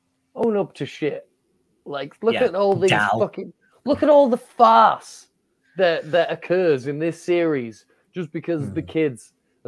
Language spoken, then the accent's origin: English; Yorkshire and the Humber, United Kingdom; I'm from Yorkshire.